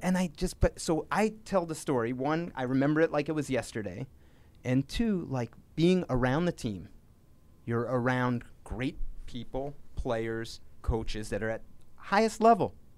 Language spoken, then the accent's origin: English; Framingham, Massachusetts, United States; my hometown newspaper in Framingham, Massachusetts